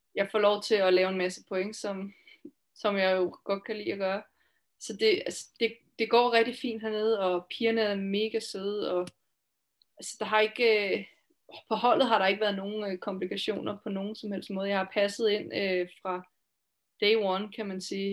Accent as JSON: {"language": "Danish", "country": "Denmark", "also_born_or_lived": "Finland", "moved": "as an adult", "lives_now": "Switzerland", "said": "jeg kommer altså fra Danmark"}